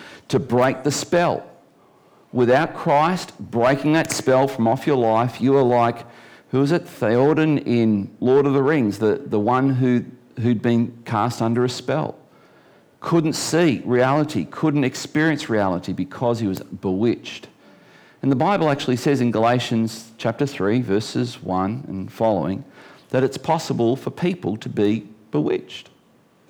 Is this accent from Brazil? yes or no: no; Geelong, Victoria, Australia; now in Tasmania, Australia; I was born in Geelong